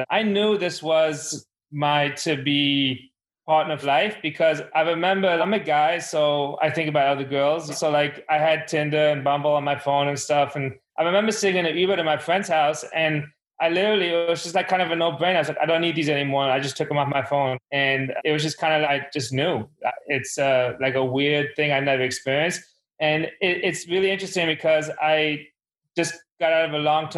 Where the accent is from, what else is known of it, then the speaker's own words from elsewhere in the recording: Germany; now in New York, United States; I grew up in Germany